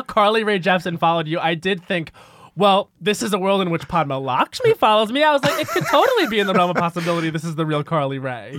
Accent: Long Island, New York, United States; I'm from Long Island where it was very sports. Like, my dad was very much a sports dad

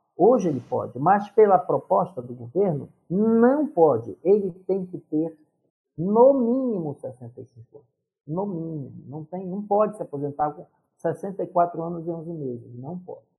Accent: Pará, Brazil; moved away as an adult; now in Brasília, Brazil; eu sou paraense

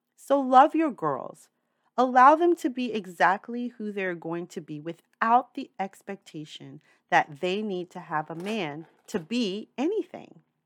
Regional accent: New York City, New York, United States; I'm a New Yorker for life. I've moved a lot in my time, but New York City is home. That means I've grown up with diverse people around me all my life

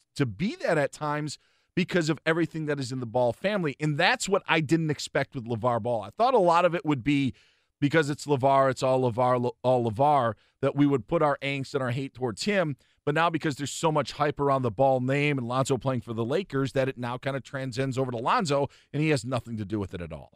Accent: Big Ten country, Midwest, United States; I'm from Big Ten country

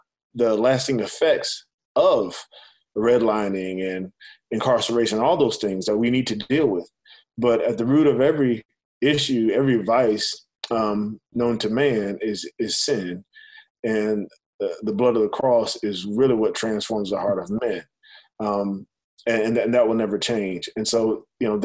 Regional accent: United States; I'm literally the first generation really in my family that was born a citizen of this country

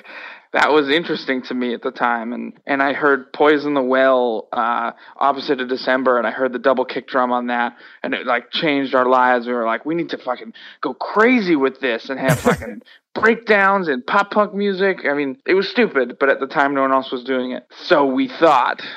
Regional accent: Worcester, Massachusetts, United States; I personally loved growing up in Worcester.

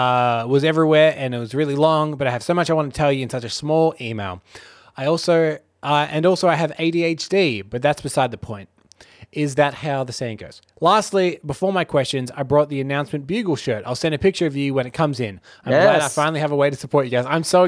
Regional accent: New York, United States; Yeah, we're from New York.

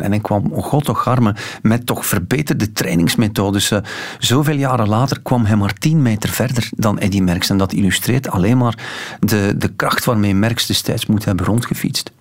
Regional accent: West Flanders, Belgium; Als West-Vlaming

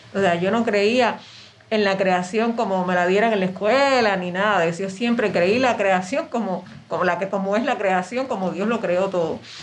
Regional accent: Camagüey, Cuba; moved away as an adult; now in Havana, Cuba; yo soy de Camagüey, entonces yo vine acá a La Habana

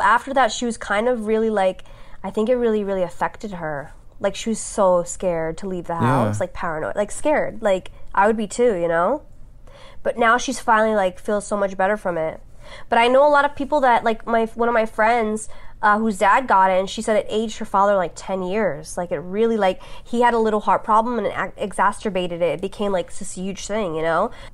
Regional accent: New York City, New York, United States; moved away as an adult; now in Los Angeles, United States; I grew up on Staten Island

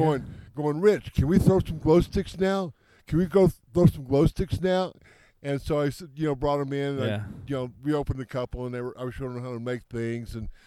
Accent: Amarillo, Texas, United States; moved away as an adult; also born or lived in South Dakota / Rhode Island; now in New Mexico, United States; Yeah, I was raised in Amarillo, went to the University of Texas

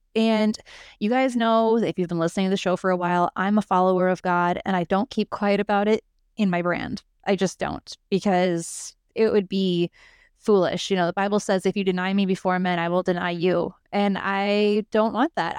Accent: United States; we as American entrepreneurs

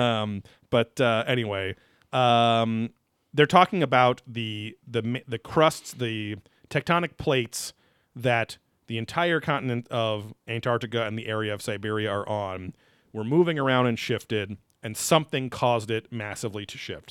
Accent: New York, United States; I'm from New York

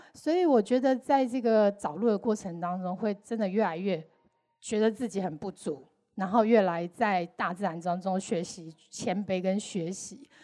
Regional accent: Taiwan; 身为台湾人

